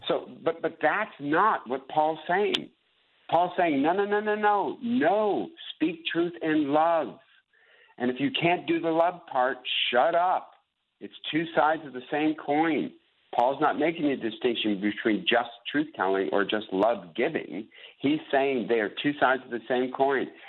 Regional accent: United States; We are Americans. And then I'm an American Christian

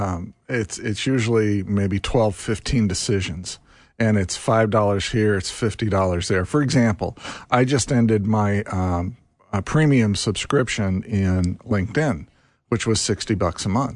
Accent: Carmel, Indiana, United States; I grew up in Carmel, Indiana.

